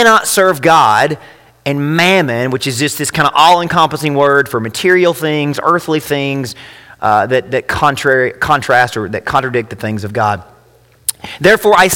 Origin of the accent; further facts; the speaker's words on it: United States; being an American